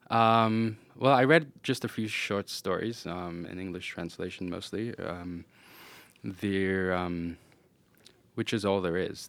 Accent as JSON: {"language": "English", "region": "New York", "country": "United States", "tie": "born or raised there", "first_language": "Yiddish", "second_language": "English", "moved": "as an adult", "lives_now": "Boston, United States", "said": "I'm originally from Brooklyn, uh, New York, and I grew up in a Hasidic family, and we spoke Yiddish."}